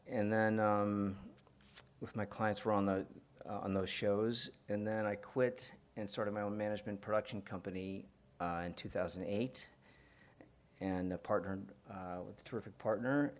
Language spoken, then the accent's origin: English; Atlanta, Georgia, United States; also born or lived in New Jersey / Italy; I was born in New Jersey, and then I lived in Italy, and then I grew up in Atlanta